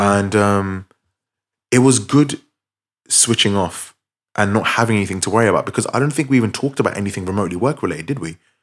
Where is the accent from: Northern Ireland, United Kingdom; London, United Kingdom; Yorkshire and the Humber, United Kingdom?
London, United Kingdom; we're from London, we, we, we both live, like, twenty minutes from central London